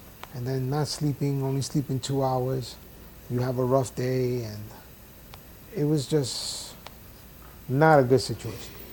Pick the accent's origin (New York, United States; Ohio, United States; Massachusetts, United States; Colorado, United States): New York, United States; New York City; moved away as an adult; now in Florida, United States; I grew up in the South Bronx